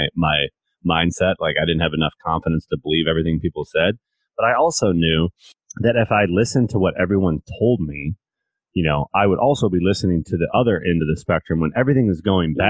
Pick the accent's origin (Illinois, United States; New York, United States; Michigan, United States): Michigan, United States; Northern; I'm a short white kid from Northern Michigan